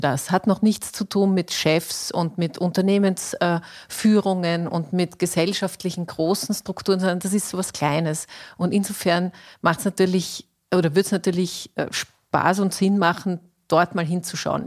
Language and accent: German; Austria; bei uns in Österreich